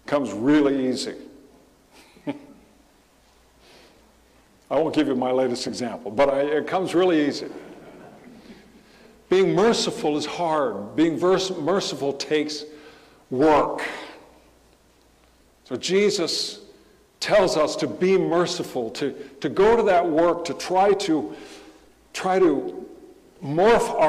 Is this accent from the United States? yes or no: yes; Southern California, United States; growing up in Southern California